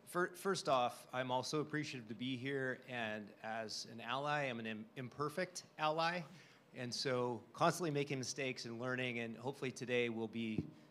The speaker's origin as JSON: {"language": "English", "country": "United States", "tie": "born or raised there", "also_born_or_lived": "Chicago / Seattle", "moved": "as an adult", "lives_now": "Singapore", "said": "those children riding bicycles around small town America in the late 70s, early 80s, that was me. I didn't fight the monsters or the Russians, but that was the simple life that I grew up. And small town, 700 people, my hometown was surrounded by cornfields, literally."}